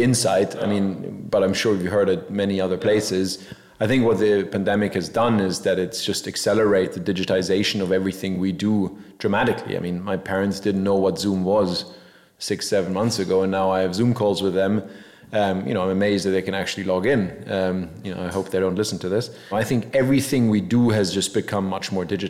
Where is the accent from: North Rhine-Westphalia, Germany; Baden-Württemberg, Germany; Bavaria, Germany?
Bavaria, Germany; Munich; moved away; also born or lived in Scarsdale, New York, United States; I grew up in Munich for a long time